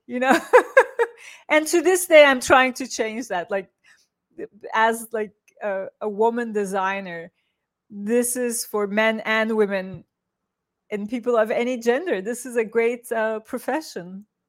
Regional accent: Turkey; moved away; I grew up in Turkey

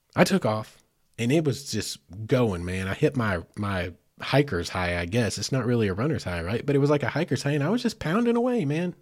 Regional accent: Arkansas, United States; I'm from Arkansas

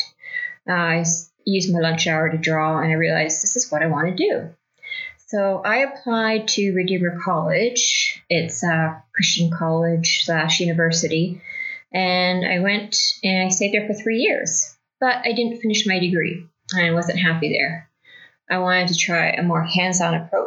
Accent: Burlington, Ontario, Canada; now in Haliburton, Canada; I grew up in Burlington, Ontario

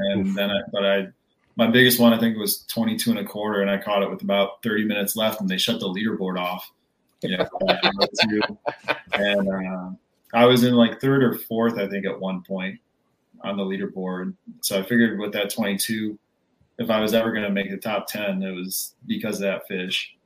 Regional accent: Rochester, New York, United States; now in North Carolina, United States; I grew up in Rochester, New York.

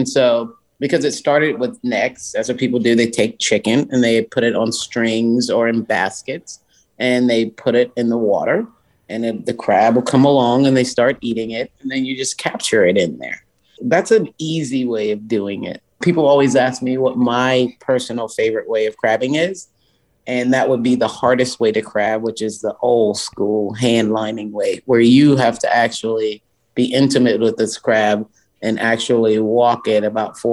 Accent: Charleston, South Carolina, United States; Charleston, South Carolina is my hometown. I love it. I grew up in downtown Charleston

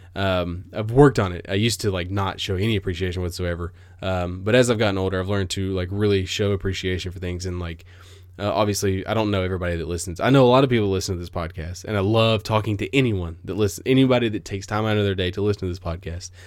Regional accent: United States; I am an American

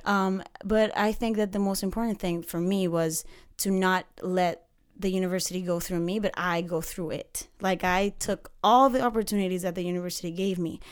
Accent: Panama City, Panama; moved away; I am from Panama City, Central America

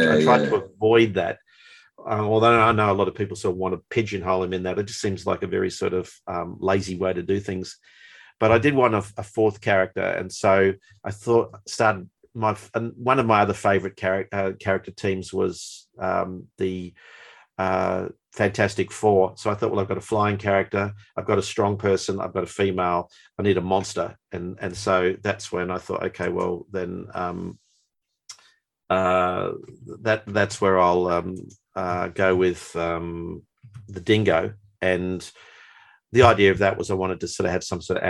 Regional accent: Melbourne, Victoria, Australia; also born or lived in New Zealand; growing up in Melbourne, it was a fairly Anglo-Celtic society

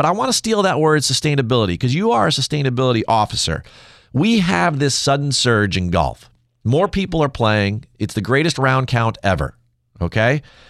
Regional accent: New Jersey, United States; I'm from Absolutely. New Jersey.

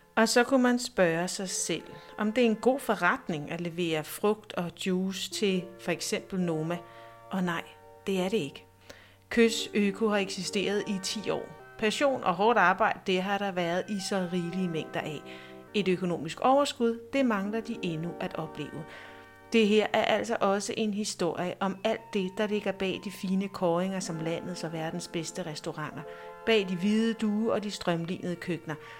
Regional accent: Næstved, Zealand, Denmark; moved away; jeg er født og opvokset i Næstved. I over tyve år har jeg været væk fra byen, men nu er jeg vendt tilbage

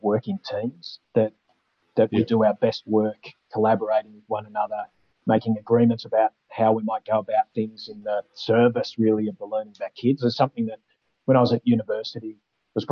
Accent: Manangatang, Victoria, Australia; also born or lived in Ararat, Victoria; I grew up in Menangatang, which is this tiny little town in the valley, 400 people

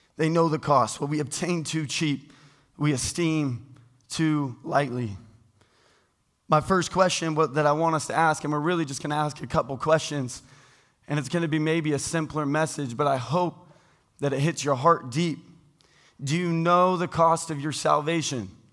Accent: United States; I was born into being an American

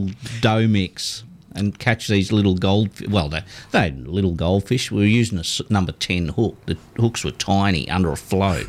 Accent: Victoria, Australia; moved away; I was from Victoria when we were little

